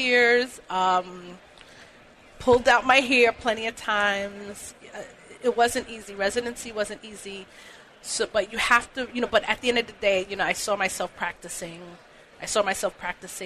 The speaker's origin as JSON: {"language": "English", "town": "New York City", "region": "New York", "country": "United States", "tie": "born or raised there", "said": "I'm from Brooklyn. I grew up in Crown Heights"}